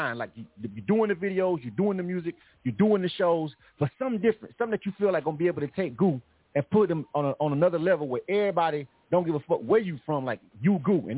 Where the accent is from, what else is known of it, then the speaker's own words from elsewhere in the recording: Panama City, Florida, United States; we both from Panama City, Florida